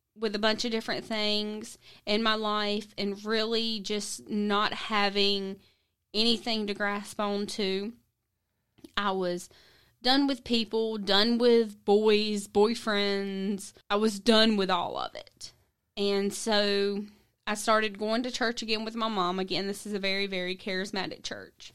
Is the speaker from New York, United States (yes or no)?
no; South Georgia, United States; I grew up in South Georgia area